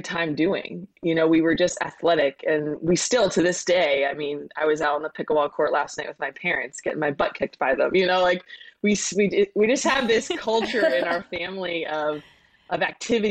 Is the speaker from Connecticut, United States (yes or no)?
yes; Connecticut, United States; I grew up in Connecticut, was a tri-sport athlete in high school